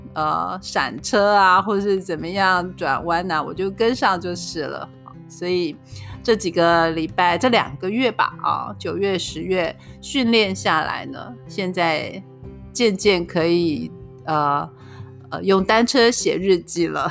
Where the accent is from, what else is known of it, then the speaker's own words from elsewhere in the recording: Yunlin County, Taiwan; moved away; 我们的老家都是云林